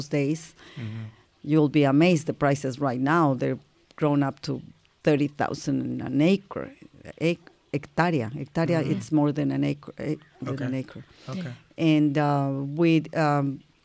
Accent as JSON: {"language": "English", "town": "Ensenada", "region": "Baja California", "country": "Mexico", "tie": "born or raised there", "also_born_or_lived": "Linares, Nuevo León, Mexico", "lives_now": "Valle de Guadalupe, Mexico", "said": "I grew up in Ensenada, and the other part in my grandfather's ranch."}